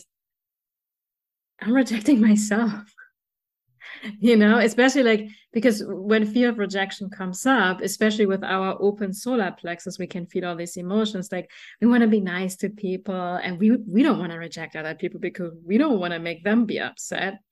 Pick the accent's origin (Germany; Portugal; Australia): Germany; moved away; me growing up in Germany, I'm like a 5'3", beautiful girl, a woman, right? But in Germany, growing up, I was very short